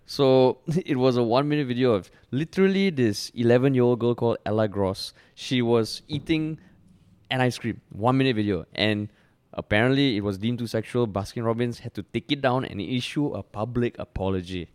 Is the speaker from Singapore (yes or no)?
yes; Singapore; I'm I'm Indian, I'm a minority in Singapore